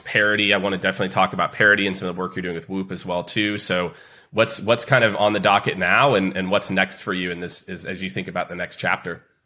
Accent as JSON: {"language": "English", "town": "Kansas City", "country": "United States", "said": "I'm from Kansas City"}